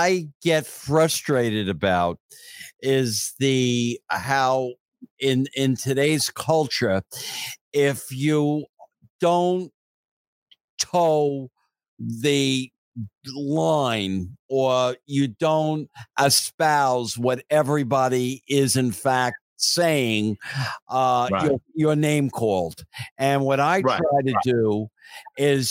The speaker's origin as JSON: {"language": "English", "town": "New York City", "region": "New York", "country": "United States", "tie": "born or raised there", "said": "that was my life growing up in Ridgewood, Queens"}